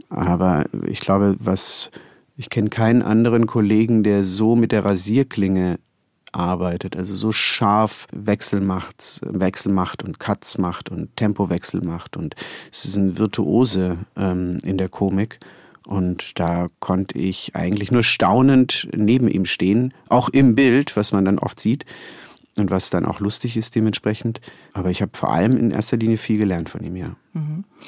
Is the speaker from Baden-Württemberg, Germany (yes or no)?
yes; Konstanz, Baden-Württemberg, Germany; moved away; in Konstanz, meiner Heimatstadt